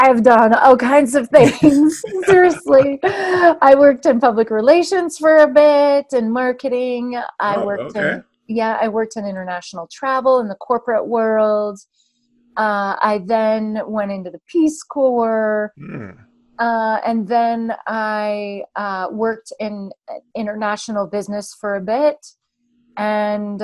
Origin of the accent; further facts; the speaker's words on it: Plummer, Idaho, United States; I grew up on a small town, on a farm, actually, outside of a small town in North Idaho, just south of Coeur d'Alene, Idaho.